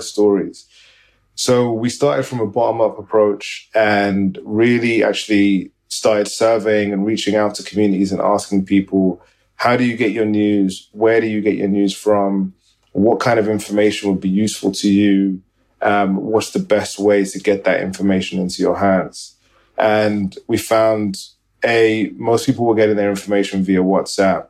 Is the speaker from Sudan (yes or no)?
yes; Sudan; moved away; also born or lived in Beirut / New York; I'm from Sudan originally.